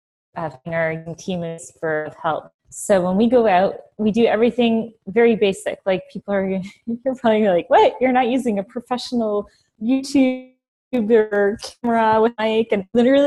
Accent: Ontario, Canada; now in Switzerland; Ontario. So, but as you know, it's very there. Back in 2008, we took the jump and we escaped to Florida for a few years.

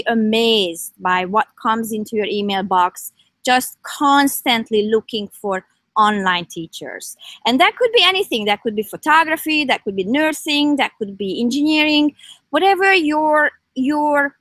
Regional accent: Hungary; also born or lived in Toronto area, Canada; now in Canada; I'm from Hungary. So my roots are here

